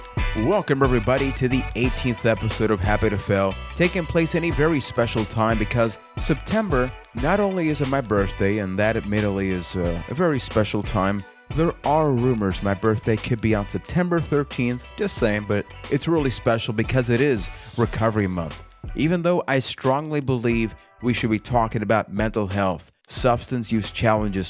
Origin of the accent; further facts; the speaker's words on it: Puerto Rico; I am from Puerto Rico